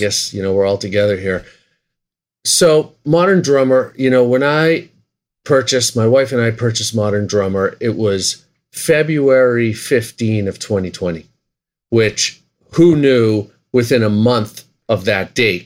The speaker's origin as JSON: {"language": "English", "town": "Boston", "region": "Massachusetts", "country": "United States", "said": "We're both from Boston"}